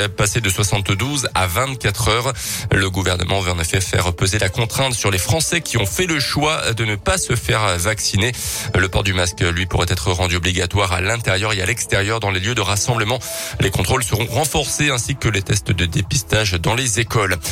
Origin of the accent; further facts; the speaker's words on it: France; Chez nous en France